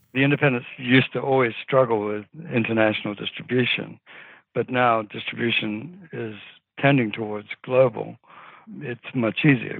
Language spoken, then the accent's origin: English; New Zealand; moved away; I grew up in New Zealand.